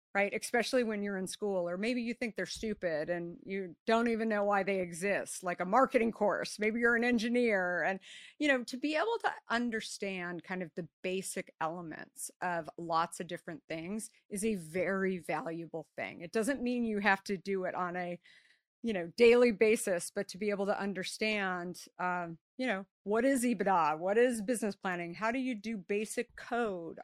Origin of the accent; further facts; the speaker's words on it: Scottsdale, Arizona, United States; I grew up in Scottsdale, Arizona